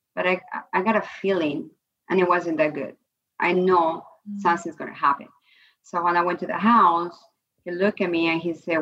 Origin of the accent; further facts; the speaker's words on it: Peru; moved away; I was born and raised in Peru in a middle class family I came from